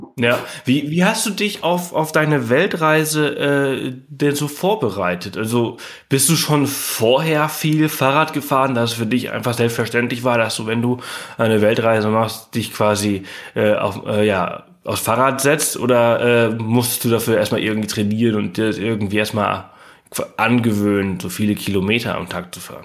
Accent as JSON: {"language": "German", "town": "Pollença", "region": "Balearic Islands", "country": "Spain", "tie": "born or raised there", "moved": "yes", "said": "Also ich bin ja auf Mallorca aufgewachsen, im Norden von Mallorca in Poyenza."}